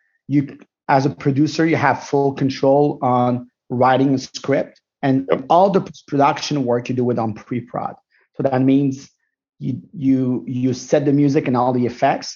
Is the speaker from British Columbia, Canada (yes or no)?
no; Montreal, Quebec, Canada; I'm Moroccan Tunisian from Montreal.